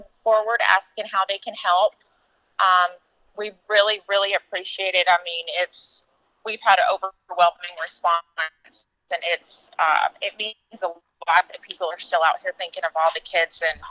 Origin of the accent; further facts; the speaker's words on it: Lubbock, Texas, United States; I'm from Lubbock, Texas